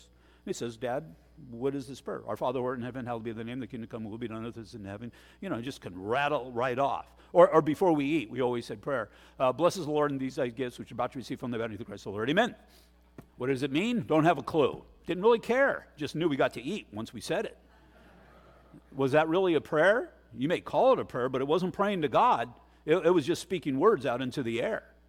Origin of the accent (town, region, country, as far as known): United States